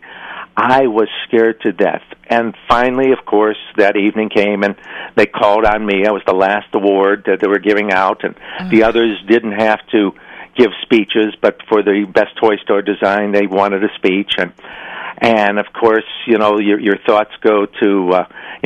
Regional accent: Chicago, Illinois, United States; moved away as an adult; now in California, United States; I was raised in Chicago, and I left Chicago.

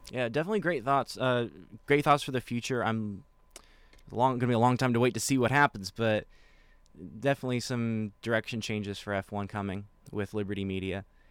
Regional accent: Apple Valley, California, United States; my hometown, Apple Valley

